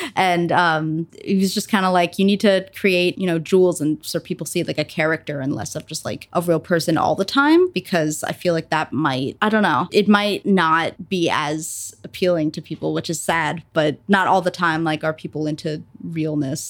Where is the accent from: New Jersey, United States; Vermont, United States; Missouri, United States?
New Jersey, United States; I am a musician, solo musician, mainly like rock, indie rock, blues type stuff from Jersey, and I mainly play New York City